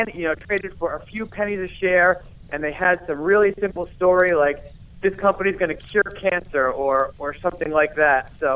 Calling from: Rhode Island, United States; I am a proud resident of Rhode Island.

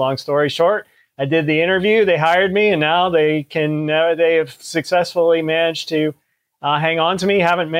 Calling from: Williamstown, Massachusetts, United States; I am broadcasting from Williamstown, Massachusetts, which is about as far from Boston as you can be and still be in the great Commonwealth.

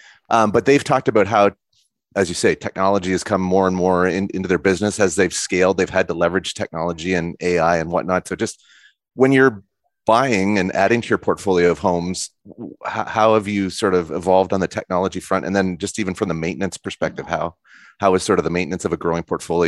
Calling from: Canada; I'm coming in from Canada and have some familiarity with Tricon.

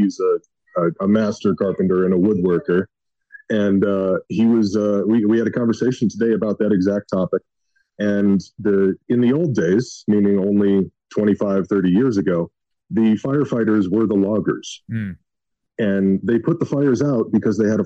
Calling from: Kalispell, Montana, United States; I'm calling you from Montana

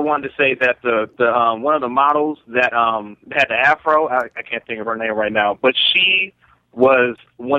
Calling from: Maryland, United States; from Maryland.

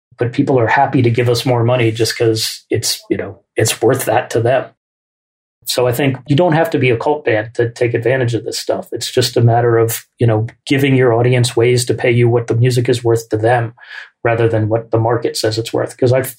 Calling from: Oakland, California, United States; also born or lived in New York; I'm dialing in from Oakland, California. And when my wife and I moved out here from New York in 1996

